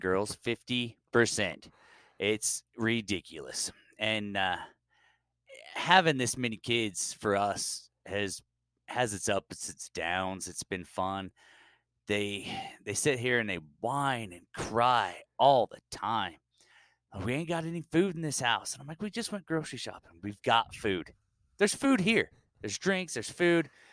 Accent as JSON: {"language": "English", "region": "Utah", "country": "United States", "said": "I am from Utah."}